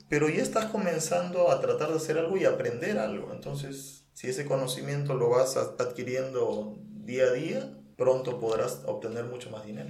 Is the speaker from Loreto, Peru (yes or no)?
yes; Nauta, Loreto, Peru; moved away; also born or lived in Lima; un pueblo que queda una hora Nauta, que es donde yo nací